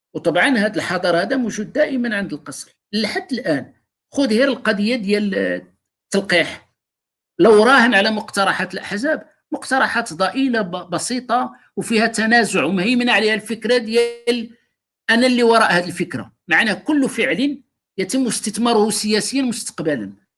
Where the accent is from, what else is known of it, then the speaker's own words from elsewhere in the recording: Morocco; حنا مغاربه